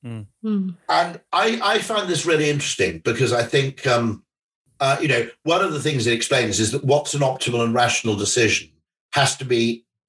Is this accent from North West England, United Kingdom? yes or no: no; Welsh, Wales, United Kingdom; as a Welshman